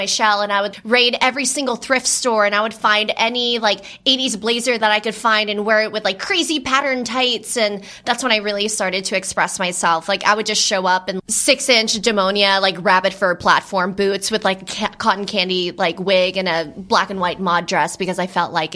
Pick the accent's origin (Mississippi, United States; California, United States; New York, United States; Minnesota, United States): California, United States; Los Angeles; also born or lived in Glendale / San Fernando Valley; I'm from California, born and raised